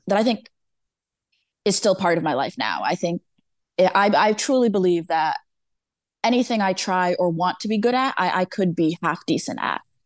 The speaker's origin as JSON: {"language": "English", "town": "Danbury", "region": "Connecticut", "country": "United States", "tie": "born or raised there", "said": "I grew up born and raised in Danbury, Connecticut"}